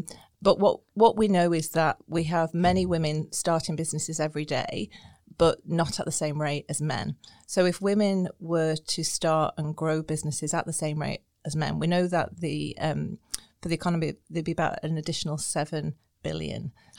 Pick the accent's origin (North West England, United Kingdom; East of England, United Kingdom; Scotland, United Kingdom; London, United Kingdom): North West England, United Kingdom; Blackpool; moved away as an adult; also born or lived in Edinburgh / Sydney; now in Northern Ireland, United Kingdom; So I grew up in Blackpool.